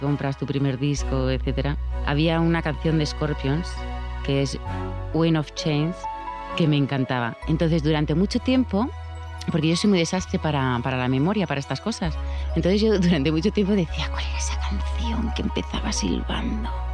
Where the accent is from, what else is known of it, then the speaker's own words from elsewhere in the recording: Madrid, Community of Madrid, Spain; moved away; also born or lived in Alicante; nosotros somos madrileños, pero pasamos muchos años en Alicante